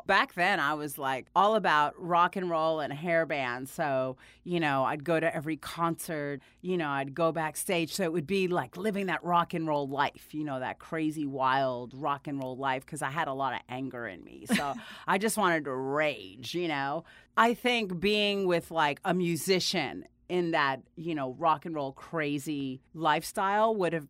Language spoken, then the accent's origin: English; Miami, Florida, United States; also born or lived in New Jersey / Dominican Republic / Guatemala / Puerto Rico; I grew up in Miami, a lot of Jersey, Miami, Dominican Republic, Guatemala, Puerto Rico. I lived in all these, graduated high school in Las Vegas.